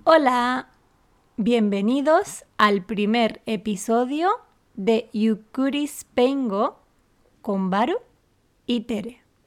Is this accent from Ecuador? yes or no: no; Canary Islands, Spain; moved away as an adult; now in Tokyo, Japan; Yo soy española, de Canarias